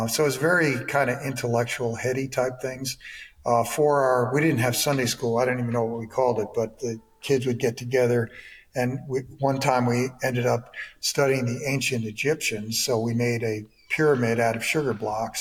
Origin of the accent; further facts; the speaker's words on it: New York, United States; moved away as an adult; also born or lived in Ohio / Michigan / Georgia; I was born in New York, went to Syracuse University in upstate New York